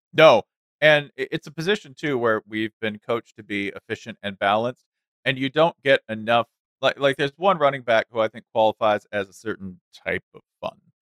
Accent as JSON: {"language": "English", "region": "Tennessee", "country": "United States", "said": "I'm from Tennessee"}